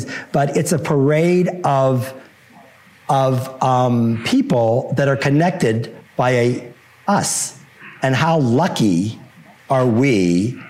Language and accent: English; Pittsburgh, Pennsylvania, United States; moved away as an adult; also born or lived in New York / Los Angeles / Boulder, Colorado; my hometown of Pittsburgh, where I happen to live now, but didn't live since high school till about 4 years ago.